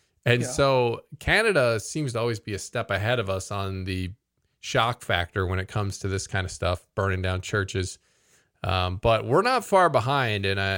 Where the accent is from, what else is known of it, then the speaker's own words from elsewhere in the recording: Vietnam; English is a second language; moved away; we're from Vietnam. We're refugees. We come here looking for a new life with a new church here.